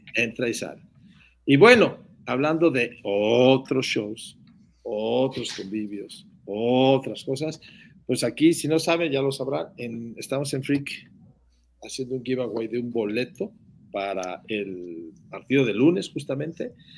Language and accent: Spanish; Mexico; nuestro país